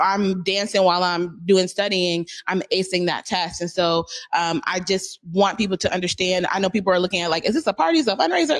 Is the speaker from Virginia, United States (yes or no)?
no; Seattle, Washington, United States; we're from Seattle